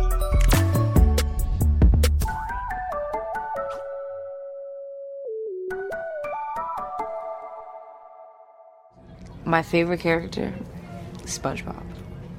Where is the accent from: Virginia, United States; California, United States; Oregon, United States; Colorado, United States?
California, United States; Bay Area; my hometown in the Bay Area